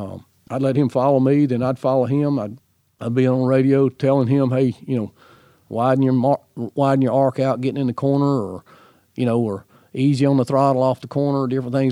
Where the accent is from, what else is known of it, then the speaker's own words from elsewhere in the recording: Alabama, United States; the racers I grew up with in Alabama